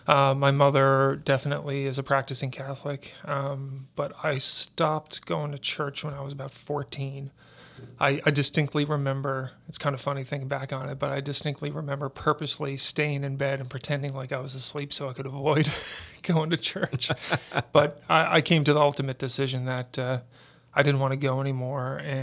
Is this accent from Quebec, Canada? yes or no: no; St. John's, Newfoundland and Labrador, Canada; also born or lived in Stephenville; I'm from Stephenville is where I was born. I was adopted, so I've grown up in St. John's, Newfoundland. So St. John's is my home.